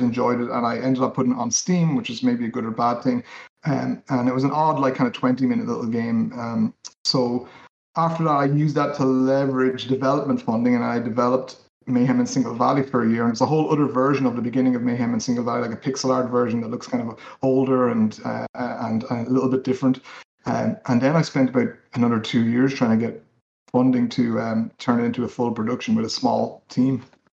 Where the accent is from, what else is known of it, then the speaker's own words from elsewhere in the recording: Dublin, Leinster, Ireland; born there; I was born in Dublin in Ireland, and we moved around a little bit.